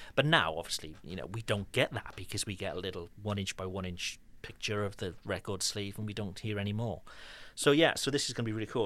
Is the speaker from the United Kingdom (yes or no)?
yes; Cardiff, Wales, United Kingdom; now in France; There is one specific street in Cardiff, my hometown